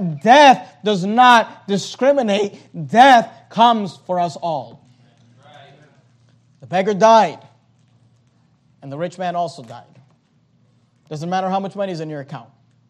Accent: United States; also born or lived in Venezuela; My family moved here when I was 4 years old

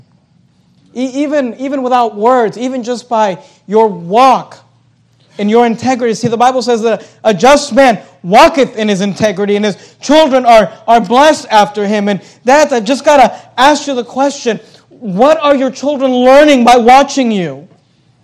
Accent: the Bay Area, California, United States; when I was growing up, we grew up in the Bay Area

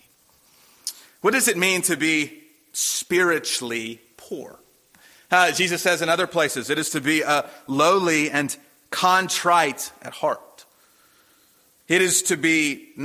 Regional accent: Durham, North Carolina, United States; when I was a boy growing up in Durham

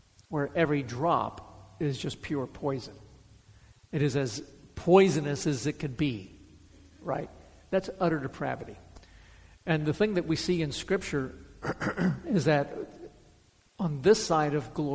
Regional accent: Miami, Florida, United States; I grew up in Miami. I mean, come on. Did high school in Miami

